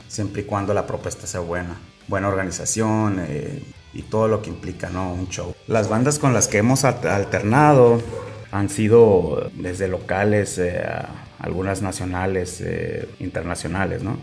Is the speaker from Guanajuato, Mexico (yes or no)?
no; Tijuana, Baja California, Mexico; originario de aquí de Tijuana, Baja California